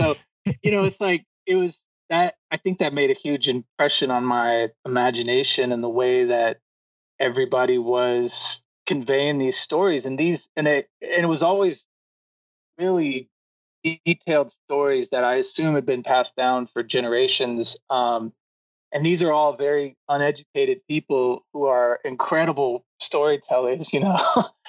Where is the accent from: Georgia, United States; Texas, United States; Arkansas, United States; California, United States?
Georgia, United States; Atlanta; I grew up in the South. My family, I grew up in Georgia, in Atlanta